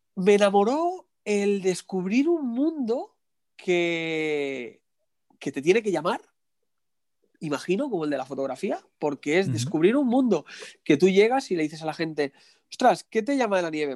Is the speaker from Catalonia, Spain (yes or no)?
yes; Barcelona, Catalonia, Spain; Yo soy de, de Barcelona